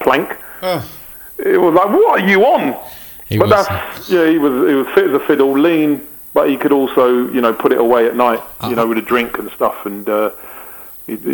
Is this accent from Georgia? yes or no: no; England, United Kingdom; Yeah, well, I'm English.